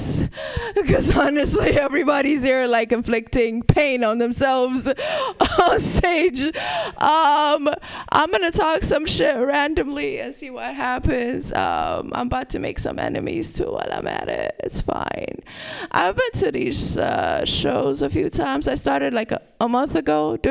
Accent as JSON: {"language": "English", "country": "Ethiopia", "moved": "yes", "said": "I'm from Ethiopia"}